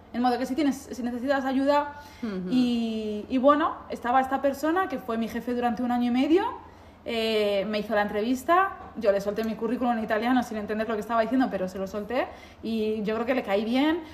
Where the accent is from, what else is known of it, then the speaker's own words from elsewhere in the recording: Spain; moved away as an adult; now in Milan, Italy; yo vengo de España